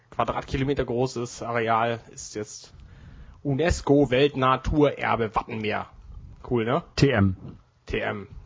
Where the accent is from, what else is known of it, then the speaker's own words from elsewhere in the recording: Hamburg, Germany; Wir sind ja als Hamburger, sind wir ja